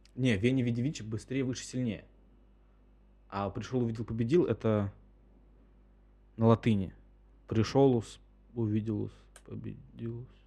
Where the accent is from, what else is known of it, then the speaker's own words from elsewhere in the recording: Russia; из России